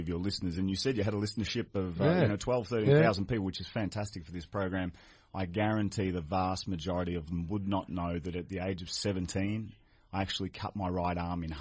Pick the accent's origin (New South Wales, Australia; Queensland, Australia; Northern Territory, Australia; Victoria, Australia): Victoria, Australia; Melbourne; I actually grew up in the same street as the Essendon Football Club. So I grew up in Napier Street